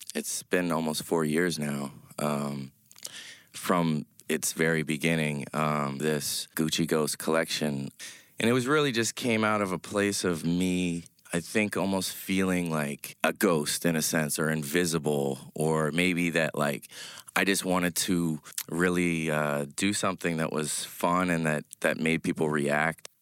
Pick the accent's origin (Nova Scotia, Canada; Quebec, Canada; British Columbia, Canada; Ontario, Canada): Nova Scotia, Canada; now in New York City, United States; I'm from Nova Scotia